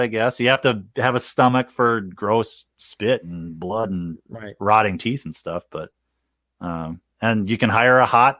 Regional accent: New York, United States; I am from New York, so what is your opinion?

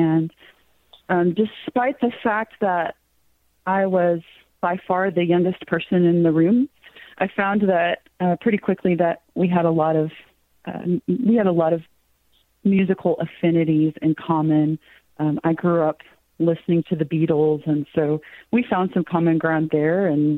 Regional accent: Cave Springs, United States; which is a take on the street that I grew up in Cave Springs.

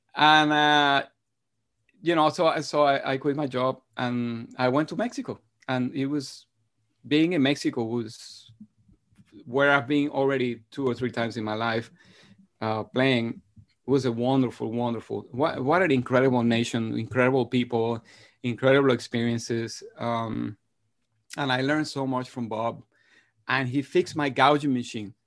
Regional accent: Madrid, Community of Madrid, Spain; moved away; my brother and I grew up in Spain. Uh, after I was three years old, my parents moved to Madrid

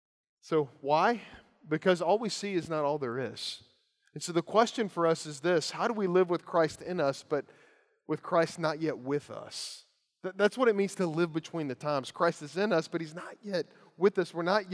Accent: Lawrenceburg, Kentucky, United States; The house I grew up in Lawrenceburg, Kentucky, on one side of it, there was a tobacco farm.

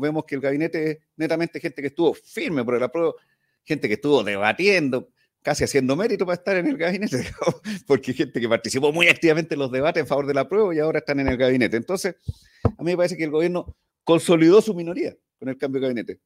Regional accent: Valparaíso, Chile; en Valparaíso, yo soy porteño

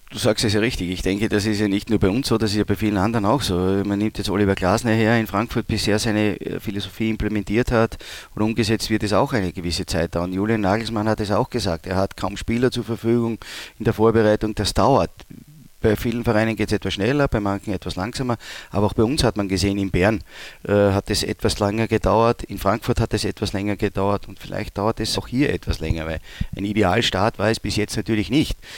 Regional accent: Leoben, Styria, Austria; also born or lived in Graz; now in Düsseldorf, Germany; ich komme ja aus Leoben, das liegt ja nahe den Bergen

